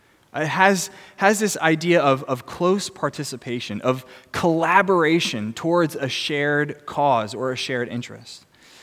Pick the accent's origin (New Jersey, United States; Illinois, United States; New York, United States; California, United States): New Jersey, United States; I'm from New Jersey.